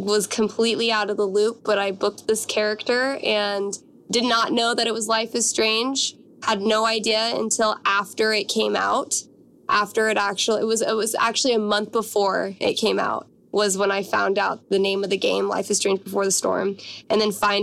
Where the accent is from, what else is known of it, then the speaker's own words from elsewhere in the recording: Washington, United States; moved away as an adult; also born or lived in Los Angeles; I'm from Washington State.